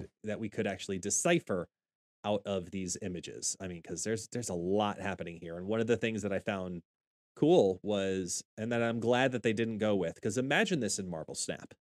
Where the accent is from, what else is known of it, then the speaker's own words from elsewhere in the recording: Long Island, New York, United States; I am from Long Island, New York, born and bred